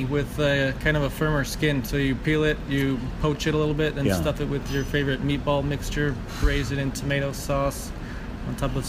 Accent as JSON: {"language": "English", "region": "Connecticut", "country": "United States", "tie": "born or raised there", "said": "I'm from relatively small town in Connecticut, but with a big family. So my dad is one of 10 kids in an Italian family."}